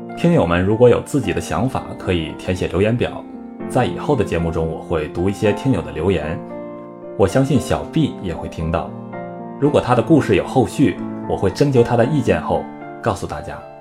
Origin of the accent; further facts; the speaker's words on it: Northeast China, China; 小时候，在东北啊